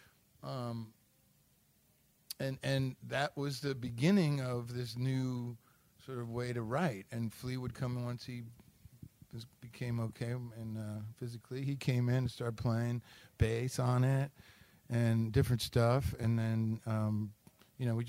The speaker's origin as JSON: {"language": "English", "town": "Detroit", "region": "Michigan", "country": "United States", "tie": "born or raised there", "moved": "yes", "said": "a hometown boy like me"}